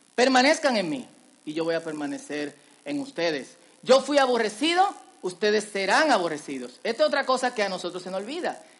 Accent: Dominican Republic; En dominicano decimos vainita

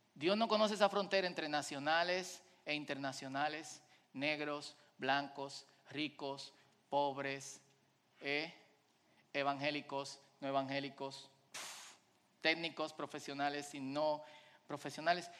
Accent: Dominican Republic; como decimos en buen dominicano

